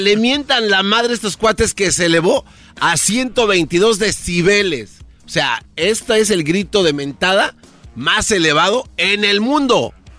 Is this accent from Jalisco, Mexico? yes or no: no; State of Mexico, Mexico; Yo soy del Estado de México.